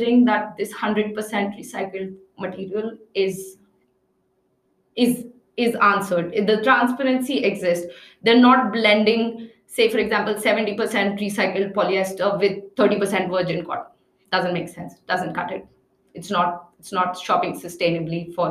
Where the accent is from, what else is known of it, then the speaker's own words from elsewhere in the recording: Agra, Uttar Pradesh, India; also born or lived in New Delhi; I grew up in Agra and I worked in New Delhi a lot.